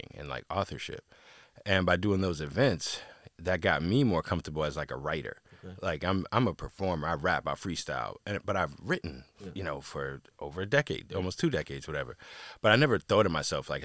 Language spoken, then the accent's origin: English; Washington, District of Columbia, United States; I grew up in Washington, D.C.